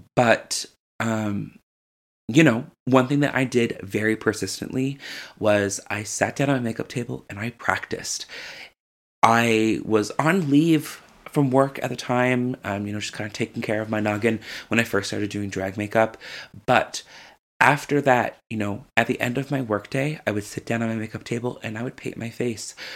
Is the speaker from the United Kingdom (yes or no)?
no; St. John's, Newfoundland and Labrador, Canada; I'm from Saint John's, Newfoundland, Labrador, and I'm a drag queen.